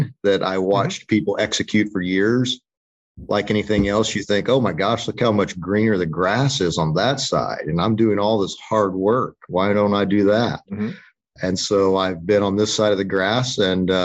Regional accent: College Station, Texas, United States; So I am an Aggie from College Station, grew up there

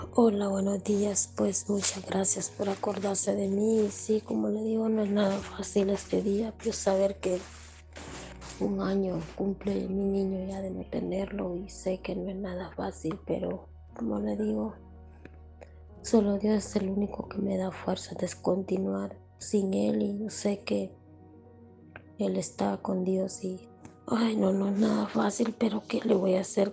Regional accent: Honduras; moved away as an adult; now in United States; aquí es donde le puedo dar una mejor vida que allá en mi país

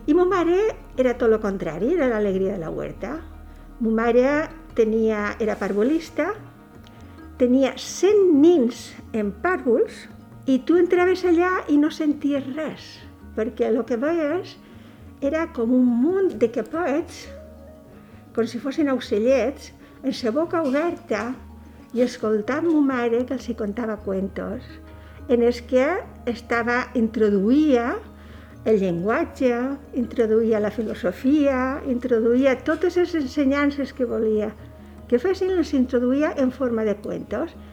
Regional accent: Petrer, Valencian Community, Spain; born there; Vaig néixer a Petrer, província d'Alicant, en 1945.

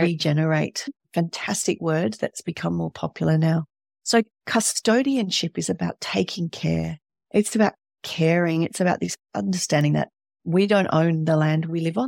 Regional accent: Australia

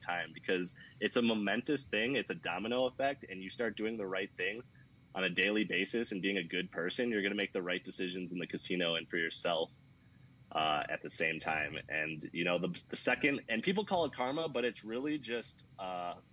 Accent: Chicago, Illinois, United States; now in Las Vegas, United States; I'm from Chicago

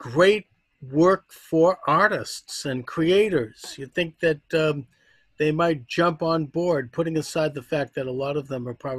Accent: the North, Northern United States, United States; I'm speaking here as a Northerner.

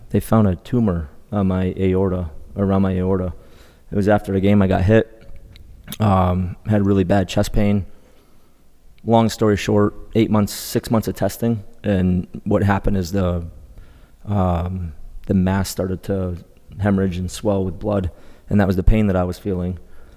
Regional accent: Colchester, Connecticut, United States; Colchester, Connecticut. Okay. So it's probably about 20 minutes east of Hartford.

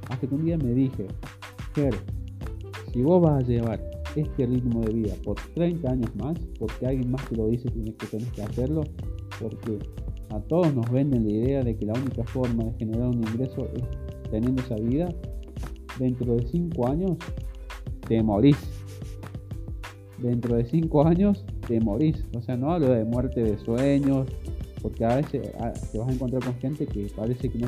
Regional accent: Córdoba, Argentina; yo soy de Córdoba, Argentina, tengo actualmente 28 años

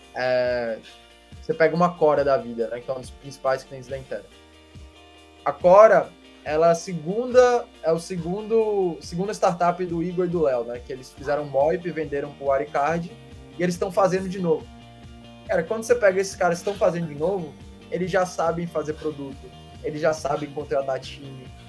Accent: Salvador, Bahia, Brazil; also born or lived in Belém, Pará; eu nasci em Belém, com um ano de idade, vim para Salvador

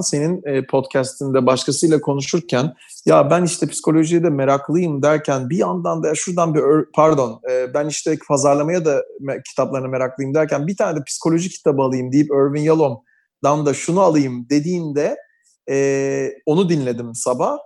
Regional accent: Istanbul, Turkey; Aynı yerlerde büyümüşüz hep. Ben de lisem Üsküdar civarlarındaydı.

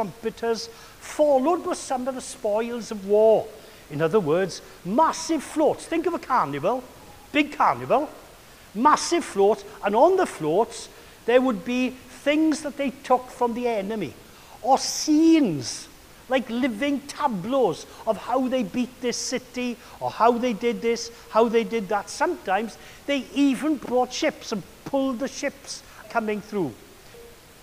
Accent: Wales, United Kingdom; I was brought up with Caractacus, but not as Caractacus, but as the Welsh Caradog

